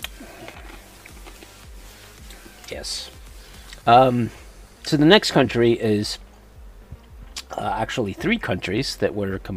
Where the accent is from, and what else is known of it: Connecticut, United States